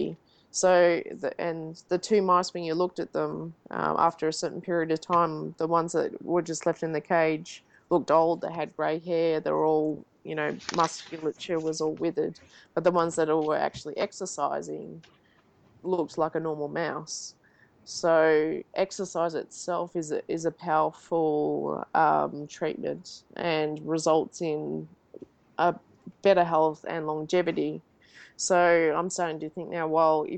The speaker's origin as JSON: {"language": "English", "country": "Australia", "moved": "yes", "lives_now": "Davis, United States", "said": "being an Australian"}